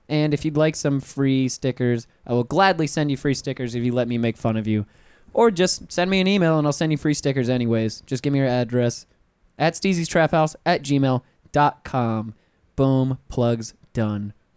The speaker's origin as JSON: {"language": "English", "town": "Pensacola", "region": "Florida", "country": "United States", "said": "I'm from Pensacola"}